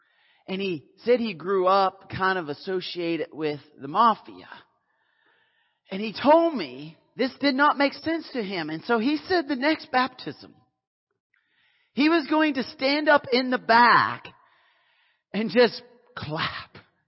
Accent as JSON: {"language": "English", "country": "Canada", "said": "I was in the South. I'm Canadian."}